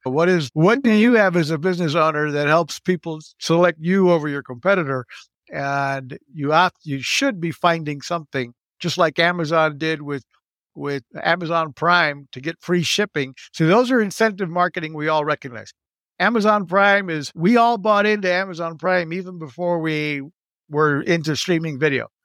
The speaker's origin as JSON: {"language": "English", "country": "Puerto Rico", "tie": "born or raised there", "also_born_or_lived": "Texas", "said": "growing up in Puerto Rico, I went to American private schools"}